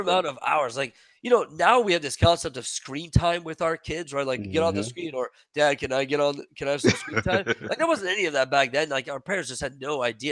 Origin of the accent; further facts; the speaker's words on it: Quebec, Canada; first language French; English is a second language; moved away; I didn't speak English. I learned English when I was 10. I spoke French in Quebec.